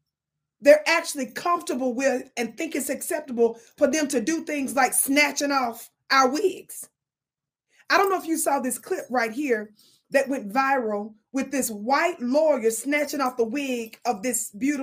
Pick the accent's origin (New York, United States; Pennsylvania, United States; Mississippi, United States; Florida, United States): Mississippi, United States; I'm from Mississippi.